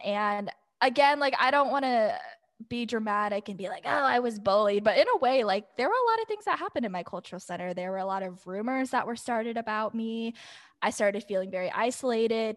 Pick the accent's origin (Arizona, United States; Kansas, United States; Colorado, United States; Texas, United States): Arizona, United States; Scottsdale; growing up in Scottsdale.